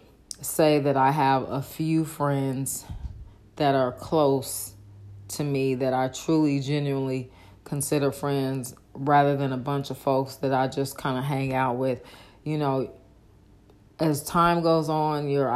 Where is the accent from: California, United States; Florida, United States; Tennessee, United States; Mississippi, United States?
California, United States; Oakland; now in Dallas, United States; I'm from Northern California, Oakland